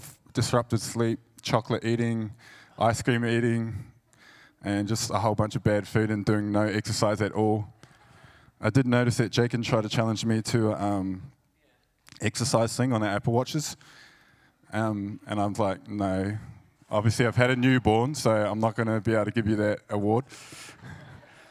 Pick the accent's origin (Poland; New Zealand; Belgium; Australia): New Zealand; Christchurch, Canterbury; I'm from New Zealand, from Christchurch, actually.